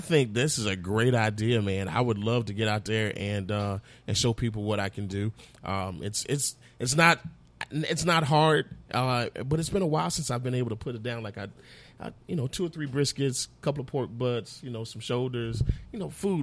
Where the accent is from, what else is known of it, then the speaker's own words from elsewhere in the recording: Fort Myers, Florida, United States; moved away; also born or lived in North Carolina / Georgia; I'm from Fort Myers, and every summer we have mangoes